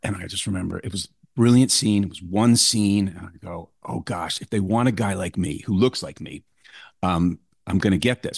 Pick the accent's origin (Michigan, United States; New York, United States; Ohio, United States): New York, United States; New York City; moved away as an adult; I grew up in New York